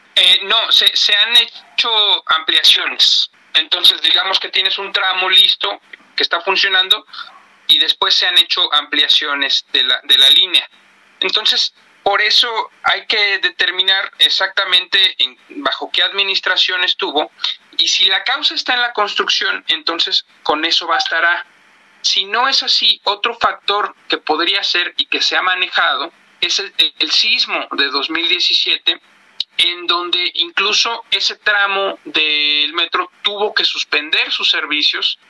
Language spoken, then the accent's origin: Spanish; Mexico; como mexicano